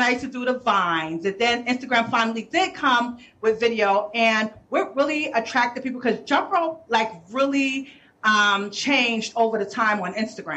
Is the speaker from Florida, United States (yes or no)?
no; New York City, New York, United States; also born or lived in Brooklyn; I'm from the Bronx, born and mm-hmm. raised in Harlem